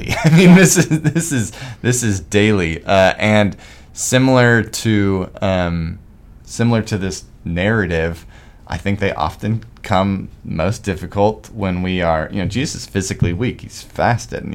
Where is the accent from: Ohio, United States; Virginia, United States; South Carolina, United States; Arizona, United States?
Arizona, United States; moved away; I'm from Arizona where there's no trees.